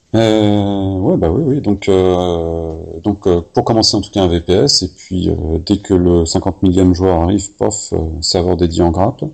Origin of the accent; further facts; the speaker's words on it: Paris, Île-de-France, France; accent: Parisian; c'est mon accent parisien